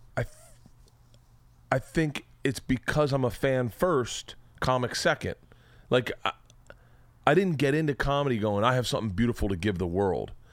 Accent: Florida, United States; I'm from Florida

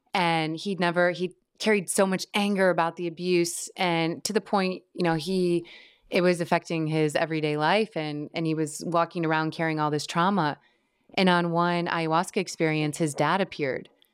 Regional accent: Midwest, United States; I grew up in the Midwest

